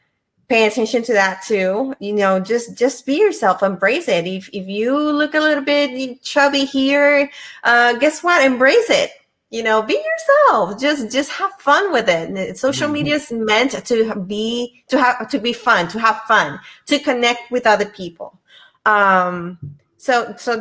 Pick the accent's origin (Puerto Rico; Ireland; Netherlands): Puerto Rico; now in Virginia, United States; I'm originally from Puerto Rico, but I live in Virginia.